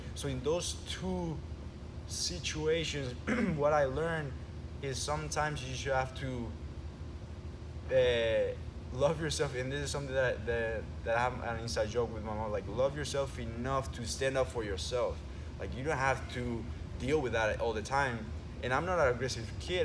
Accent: Venezuela; we moved from one place from Venezuela to the other, basically corner from uh, other coast of Venezuela um, when I was nine

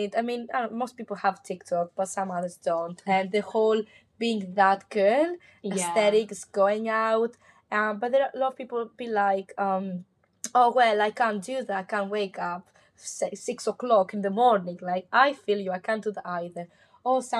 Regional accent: Mykonos, South Aegean, Greece; English is a second language; moved away as an adult; last year I spent most of my time back home. I'm from Greece, Mykonos

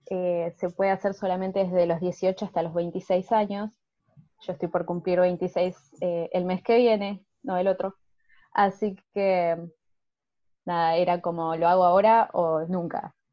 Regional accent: Argentina; Bueno, eh, yo tengo 25 años, soy de Argentina.

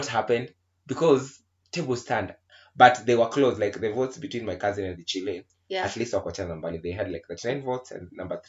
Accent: Nairobi, Kenya; we are from Nairobi

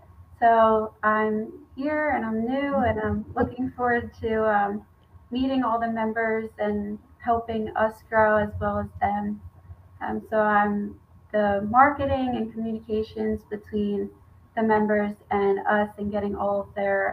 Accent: Gilbertsville, Pennsylvania, United States; moved away as an adult; also born or lived in Myrtle Beach, South Carolina; I'm originally from Gilbertsville, Pennsylvania.

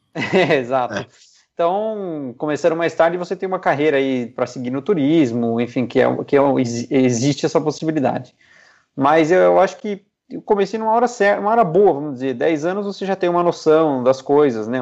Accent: Piedade, São Paulo, Brazil; Eu sou de Piedade, né? A cidade que fica a 100 quilômetros de São Paulo.

